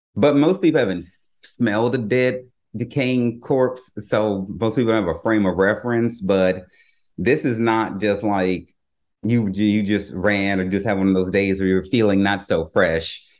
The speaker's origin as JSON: {"language": "English", "region": "the South", "country": "United States", "tie": "born or raised there", "said": "growing up in the South"}